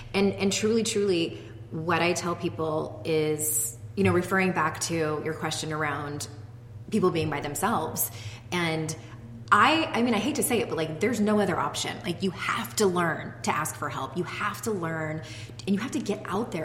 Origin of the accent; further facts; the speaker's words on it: San Diego, California, United States; moved away as an adult; now in Utah, United States; when we moved from my hometown of San Diego to the state of Utah